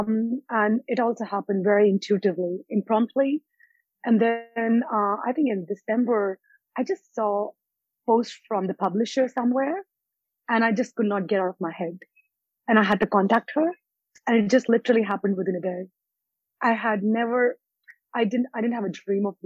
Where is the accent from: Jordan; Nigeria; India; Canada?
India; moved away; also born or lived in United States / Australia; I was born in India, and then I've lived in US and Australia